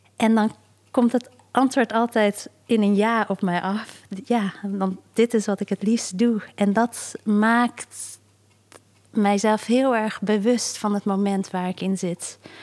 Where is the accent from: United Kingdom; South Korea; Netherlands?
South Korea; moved away; Zuid-Korea, dus waar ik vandaan kom